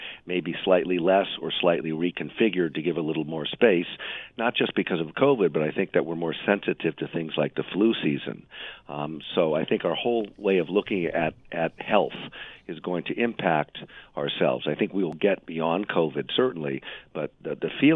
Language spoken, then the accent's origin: English; New York, United States; I'm also still a New Yorker. I'm still a New Yorker